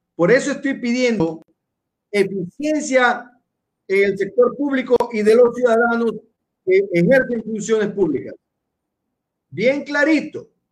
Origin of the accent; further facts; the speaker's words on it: Guayaquil, Guayas, Ecuador; yo soy nacido en Guayaquil. Eso quiero, quiero que quede bien claro, yo soy guayaquileño. No soy chimboracense